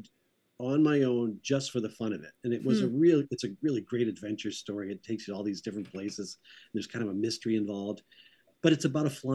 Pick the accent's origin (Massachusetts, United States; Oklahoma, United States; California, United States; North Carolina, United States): Massachusetts, United States; Harvard; also born or lived in Portland, Maine / Raymond, Maine; I really sort of grew up in central Massachusetts.